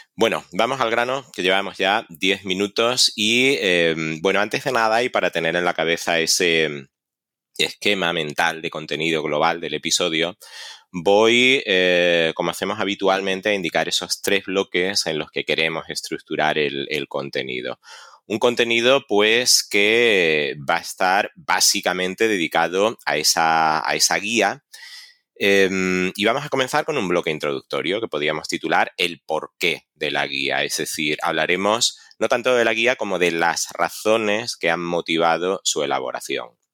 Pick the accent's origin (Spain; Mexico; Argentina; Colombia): Spain; Extremadura; como extremeño, encantado de que mi tierra sea protagonista por méritos propios